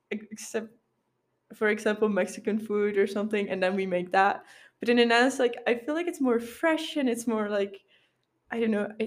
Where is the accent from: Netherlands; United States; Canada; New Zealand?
Netherlands; Sittard, Limburg; English is a second language; Like I'm from Sittard, but like I love it.